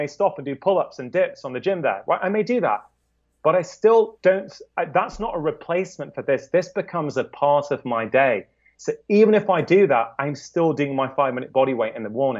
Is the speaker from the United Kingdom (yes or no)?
yes; United Kingdom; As a Brit, there is no way in hell that people in England are going to say, I am awesome after doing a workout. We're too reserved for that, right?